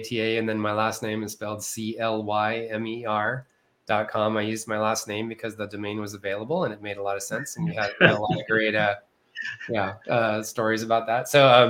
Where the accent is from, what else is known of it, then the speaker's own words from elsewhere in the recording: West Texas, United States; I actually grew up in the desert.